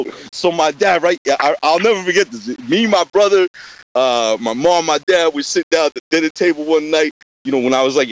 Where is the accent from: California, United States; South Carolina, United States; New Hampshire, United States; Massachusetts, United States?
Massachusetts, United States; suburb of Boston; also born or lived in New York; I was born in a suburb about 10 minutes outside of Boston, Massachusetts.